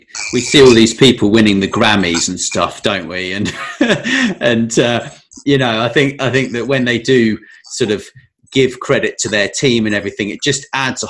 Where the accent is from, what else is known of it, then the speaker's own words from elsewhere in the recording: United Kingdom; us as British people